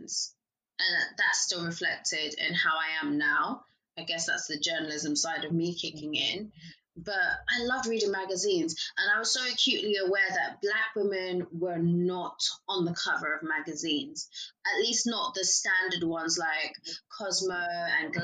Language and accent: English; Chelmsford, East of England, United Kingdom; also born or lived in London; I grew up in Essex